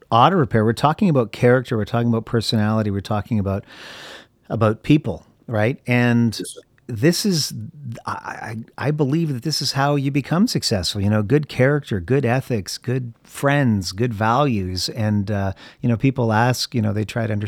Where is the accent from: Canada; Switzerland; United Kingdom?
Canada; moved away; I'm originally from Canada and I grew up playing hockey